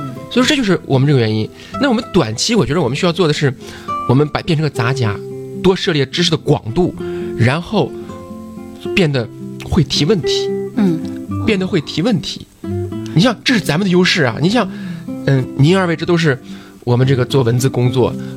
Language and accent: Chinese; China